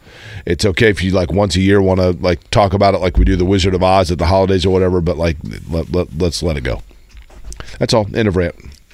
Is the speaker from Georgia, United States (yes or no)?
no; Indiana, United States; I've always been so proud to be from Indiana.